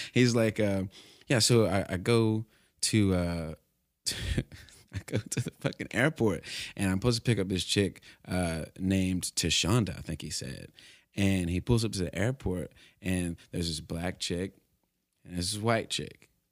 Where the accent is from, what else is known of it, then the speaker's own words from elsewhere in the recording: Alabama, United States; I'm from Alabama